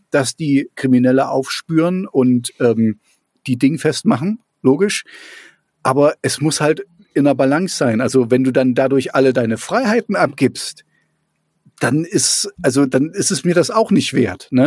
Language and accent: German; East Germany, Germany; ich bin ja auch in der DDR groß geworden